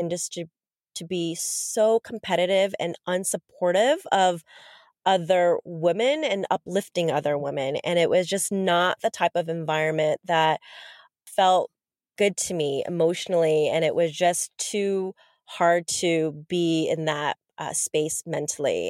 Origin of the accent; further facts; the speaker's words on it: Los Angeles, California, United States; moved away as an adult; also born or lived in Korea / Boston / New York; now in London, United Kingdom; I grew up in L